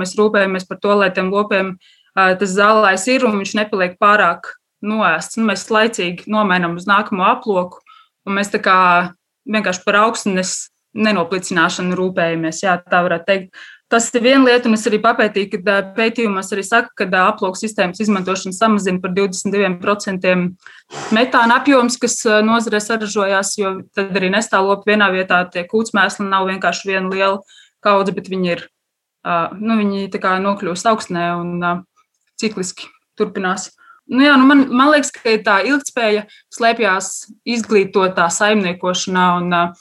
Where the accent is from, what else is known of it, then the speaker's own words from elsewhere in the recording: Latvia; es esmu no laukiem, es esmu dzimusi tepat uh, Bauskas pusē, lauksaimnieku ģimenē